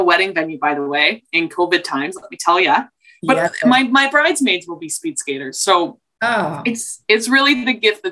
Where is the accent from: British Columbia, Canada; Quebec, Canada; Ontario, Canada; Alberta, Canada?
Alberta, Canada; Calgary; now in Toronto, Canada; I'm a kid from Calgary